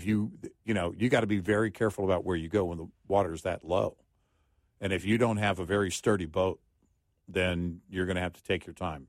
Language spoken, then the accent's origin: English; Del Rio, Texas, United States; That was our lake, you know, growing up in Del Rio.